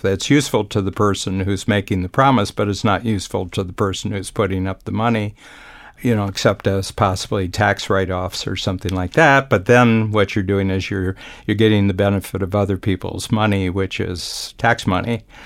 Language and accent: English; Ohio, United States; moved away; I grew up in a small town in Ohio